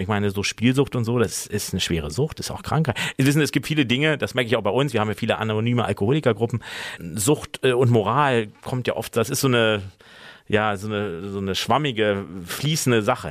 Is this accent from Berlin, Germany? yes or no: yes; Berlin, Germany; now in Mainz, Germany; ich bin ja Berliner